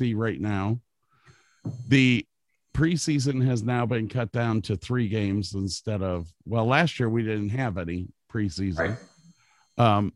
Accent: Cleveland, Ohio, United States; I'm from Cleveland

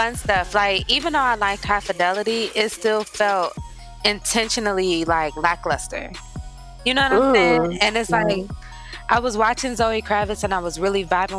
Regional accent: Missouri, United States; I grew up in Missouri

